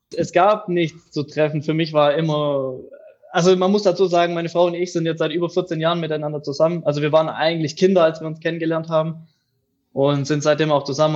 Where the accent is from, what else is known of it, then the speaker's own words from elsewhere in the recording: near Reutlingen, Tübingen, Metzingen, Baden-Württemberg, Germany; Ich komme aus dem Süden Deutschlands, am Fuße der Schwäbischen Alb, aus der Nähe von Reutling, Tübingen beziehungsweise Outlet Metzing